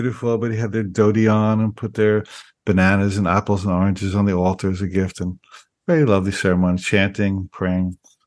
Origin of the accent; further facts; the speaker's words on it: New Jersey, United States; moved away; I grew up in New Jersey